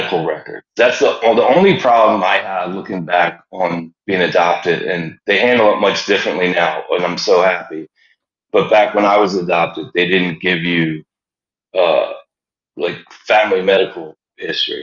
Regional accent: Philadelphia, Pennsylvania, United States; moved away as an adult; I grew up in the Germantown section of Philadelphia.

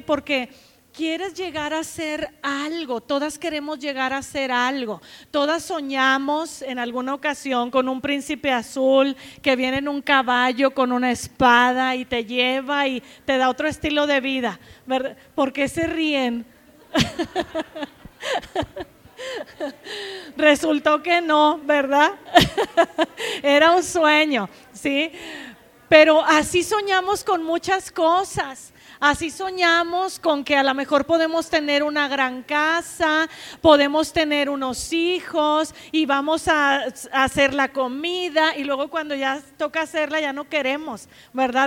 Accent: Nueva Rosita, Coahuila, Mexico; moved away as an adult; also born or lived in Saltillo / United States; now in Guadalajara, Mexico; Yo nací en Nueva Rosita, Coahuila

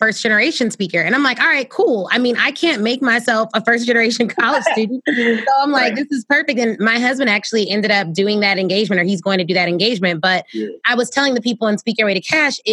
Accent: Illinois, United States; my hometown

